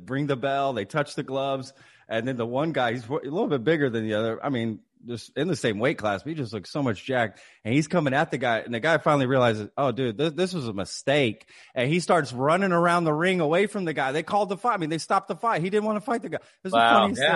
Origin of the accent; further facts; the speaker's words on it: Texas, United States; I'm from Texas